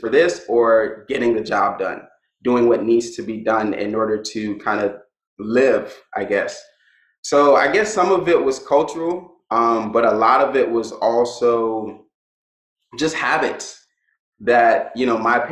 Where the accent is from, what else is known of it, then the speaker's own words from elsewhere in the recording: Miami, Florida, United States; I was born and raised in Miami and went to school